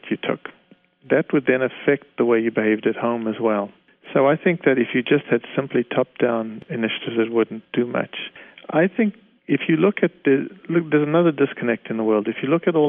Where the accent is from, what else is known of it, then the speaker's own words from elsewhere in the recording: Canada; I'm a Canadian, I live in Canada